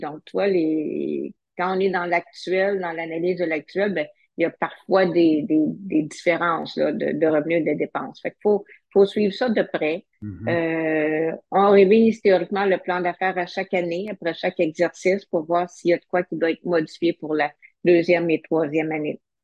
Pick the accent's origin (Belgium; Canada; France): Canada; Sherbrooke, Quebec; je suis originaire de Sherbrooke